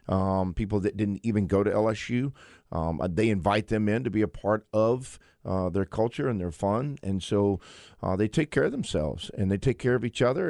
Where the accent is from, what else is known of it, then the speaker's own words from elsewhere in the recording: Waco, Texas, United States; I grew up in Waco, Texas, where, you know, bull riding was the thing